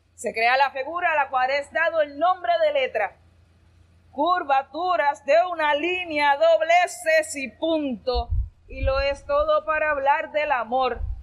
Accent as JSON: {"language": "Spanish", "town": "Ponce", "country": "Puerto Rico", "said": "soy de Ponce"}